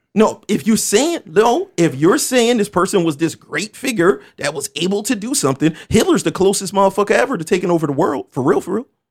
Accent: Camden, New Jersey, United States; I'm happy to be from Camden, New Jersey because I'm from Camden, New Jersey

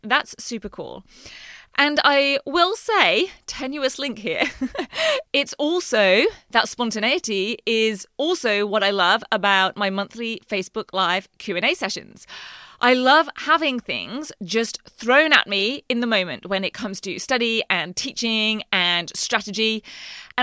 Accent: England, United Kingdom; now in Queensland, Australia; growing up in England

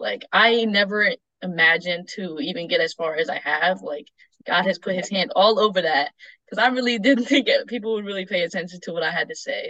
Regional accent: Ithaca, New York, United States; I'm from Ithaca, New York, um, and I'm now attending Roberts Wesleyan University

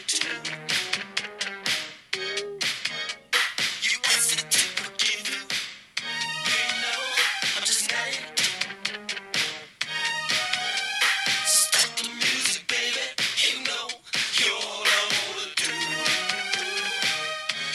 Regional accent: Vallejo, California, United States; I grew up in Vallejo

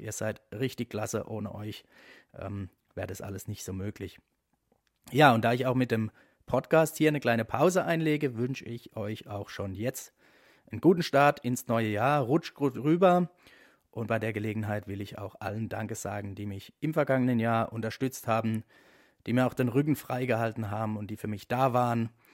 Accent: Eberbach, Baden-Württemberg, Germany; Eberbach in meiner Heimatstadt

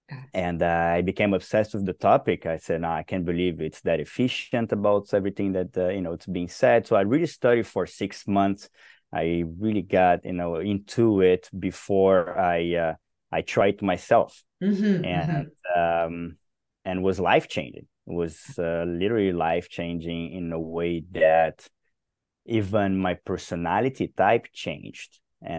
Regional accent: Brazil; born there; You know, I come from Brazil. I was born and raised, no, I was raised in multiple countries, but I was born in Brazil

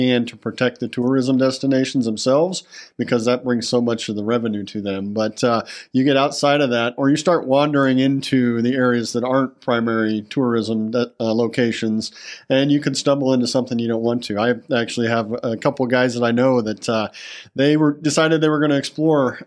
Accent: United States; as an American

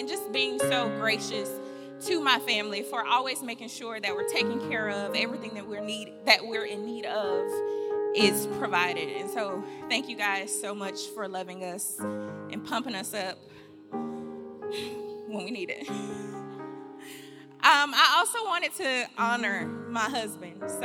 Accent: Birmingham, Alabama, United States; moved away as an adult; now in Fairfield, United States; I am from Birmingham, Alabama, home sweet home, dirty South

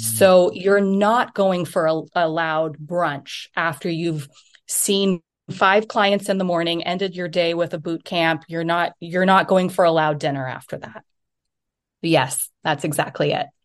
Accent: United States; moved away; also born or lived in New York City, United States; I'm from the United States, but I'm also an E U dual citizen

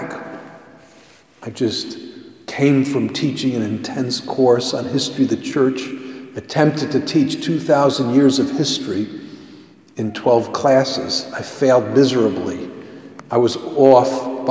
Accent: United States; being an American

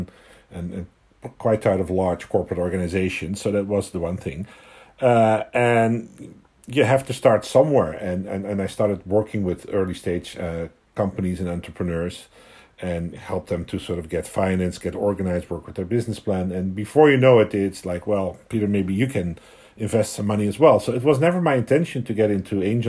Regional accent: Netherlands; moved away as an adult; also born or lived in London / Hong Kong; now in Vancouver, Canada; I was born and raised in the Netherlands

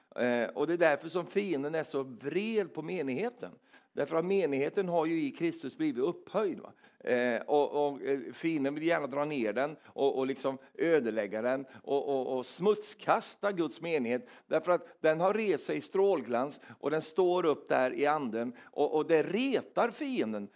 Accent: Sweden; som är svensk

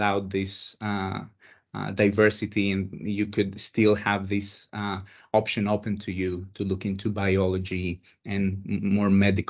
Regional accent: Thessaloniki, Central Macedonia, Greece; I grew up in Thessaloniki, Greece. Thessaloniki is the second largest city in Greece. It's in the northern part of Greece.

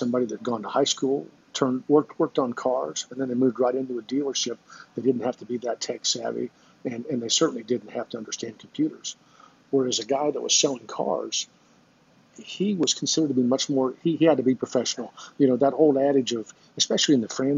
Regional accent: Lafayette, Indiana, United States; went back to Lafayette, my hometown, and opened up my own independent stores

